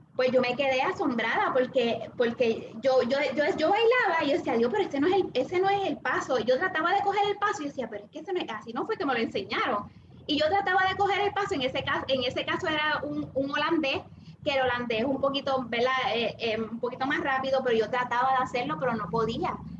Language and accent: Spanish; Trujillo Alto, Puerto Rico; also born or lived in Santurce, Puerto Rico; yo nací en Santurce, ¿verdad? Pero me eh, crecí y me, y, me crié en el barrio La Gloria de Trujillo Alto